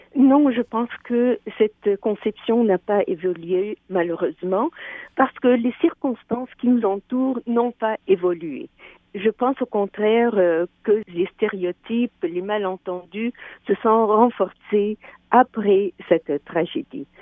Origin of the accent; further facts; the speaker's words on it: Quebec, Canada; nous sommes des Québécois, des Québécoises